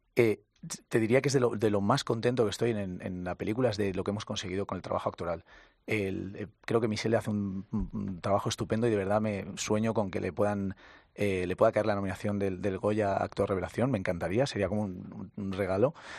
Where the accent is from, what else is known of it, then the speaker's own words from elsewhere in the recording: Valencia, Valencian Community, Spain; also born or lived in Castilla-La Mancha; ni siquiera soy valenciano de sangre, soy manchego pero mis padres se fueron a vivir allí, he crecido allí